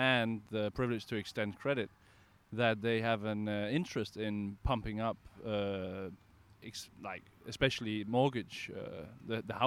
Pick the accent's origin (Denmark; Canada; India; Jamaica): Denmark; I'm from Denmark, and I work for the Danish branch of positive money